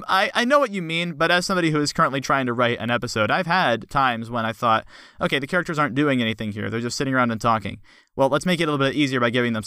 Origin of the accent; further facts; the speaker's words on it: West Virginia Panhandle, United States; I'm from the Panhandle.